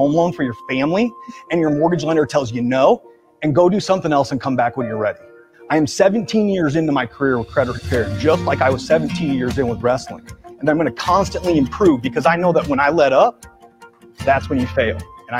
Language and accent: English; Iowa, United States; moved away; I'm originally from Iowa.